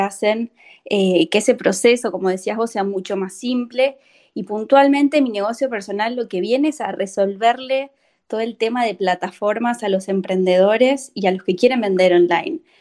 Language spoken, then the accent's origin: Spanish; Argentina